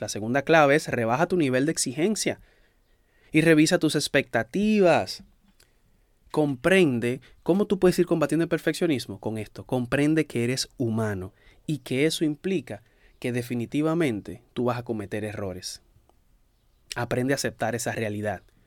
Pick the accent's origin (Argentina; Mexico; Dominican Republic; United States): Dominican Republic; en mi país, en República Dominicana